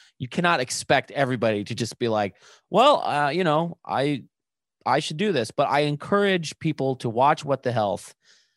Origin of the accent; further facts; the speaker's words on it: Buffalo, New York, United States; growing up in Buffalo